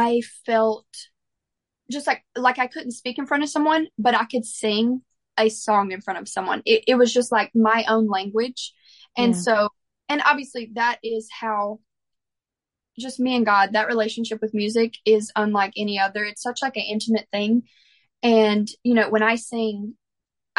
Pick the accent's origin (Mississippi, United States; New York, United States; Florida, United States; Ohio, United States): Mississippi, United States; growing up in the church that I grew up in Mississippi